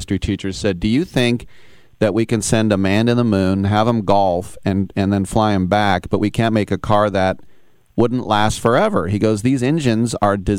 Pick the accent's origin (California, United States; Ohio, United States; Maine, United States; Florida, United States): California, United States; East Bay of San Francisco; I'm third generation East Bay